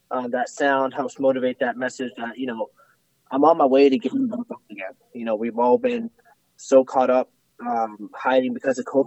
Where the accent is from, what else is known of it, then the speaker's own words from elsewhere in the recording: Russia; now in United States; Um, well, I'm from Russia, and I came to um, America and grew up in a kind of poor family.